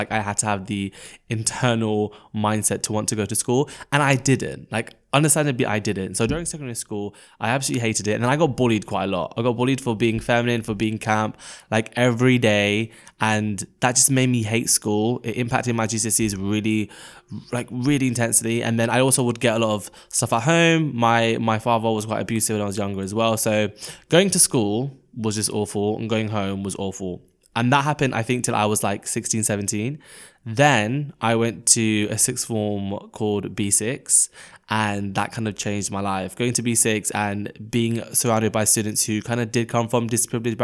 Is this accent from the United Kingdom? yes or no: yes; London, United Kingdom; I grew up in Hackney, East London